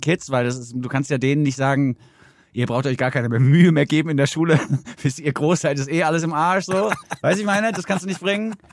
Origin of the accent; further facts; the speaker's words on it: Southern Germany, Germany; Im Süden komme ich her